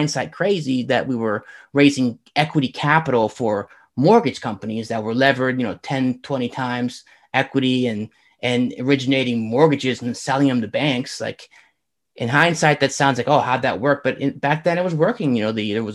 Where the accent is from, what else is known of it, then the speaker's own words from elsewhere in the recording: Northern Virginia, United States; moved away as an adult; also born or lived in Arizona; I grew up in Northern Virginia